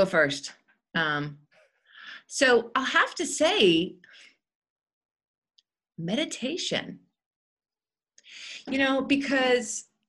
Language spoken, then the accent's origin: English; Massachusetts, United States; now in Pittsburgh, United States; so I live in Pittsburgh. I'm from Massachusetts, which is one of the states in the United States.